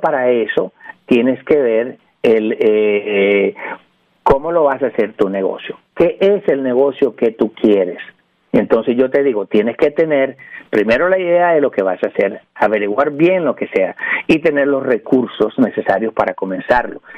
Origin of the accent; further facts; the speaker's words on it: New York, United States; also born or lived in Nicaragua / Puerto Rico; now in California, United States; Soy nicaragüense por gracia de Dios. Este, me crié en Nueva York, viví en Puerto Rico